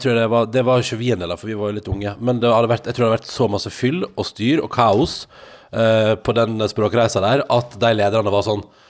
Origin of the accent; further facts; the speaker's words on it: Norway; jeg er norsk